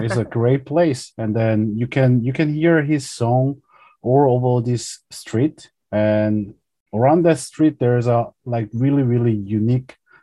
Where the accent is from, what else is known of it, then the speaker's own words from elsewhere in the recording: Daegu, South Korea; my hometown, Daegu